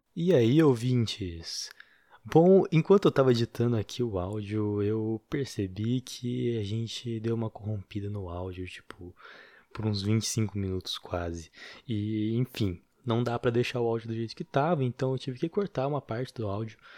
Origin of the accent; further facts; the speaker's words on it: interior of São Paulo, Brazil; a gente é do interior de São Paulo